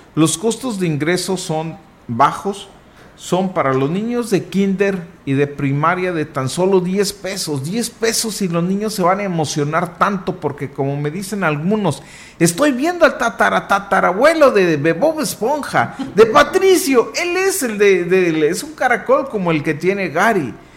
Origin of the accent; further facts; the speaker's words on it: Huasteca, Mexico; Nosotros, nuestra respuesta en automático es de la Huasteca.